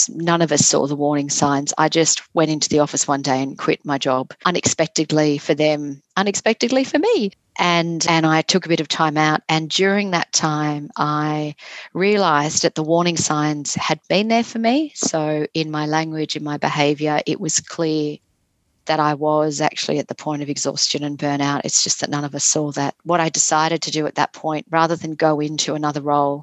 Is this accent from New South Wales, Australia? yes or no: yes; Sydney, New South Wales, Australia; I grew up in Sydney